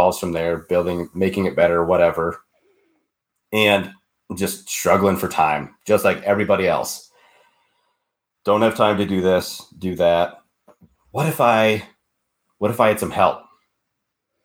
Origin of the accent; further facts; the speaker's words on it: Minnesota, United States; moved away as an adult; now in Montana, United States; We are from Minnesota